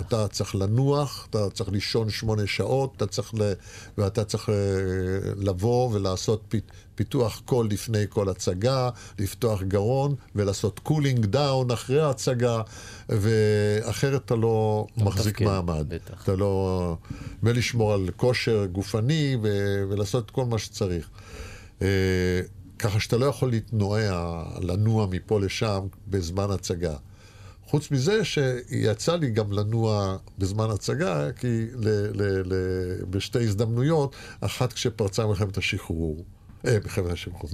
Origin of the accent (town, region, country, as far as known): Israel; born or raised there